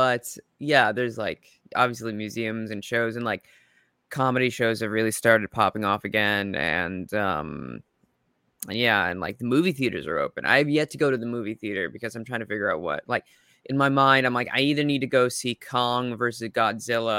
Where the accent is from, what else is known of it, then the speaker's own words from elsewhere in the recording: Minnesota, United States; moved away as an adult; also born or lived in South Dakota; now in Queens, New York, United States; I'm come from Minnesota and was raised in South Dakota a little bit, and now I live in Queens, New York, out here